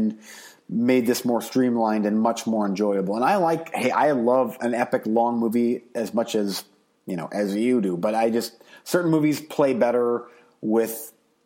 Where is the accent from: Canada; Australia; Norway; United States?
United States; I'm an American